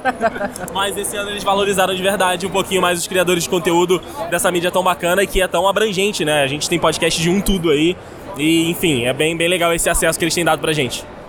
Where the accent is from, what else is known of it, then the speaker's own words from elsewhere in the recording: Petrópolis, Rio de Janeiro, Brazil; eu sou de Petrópolis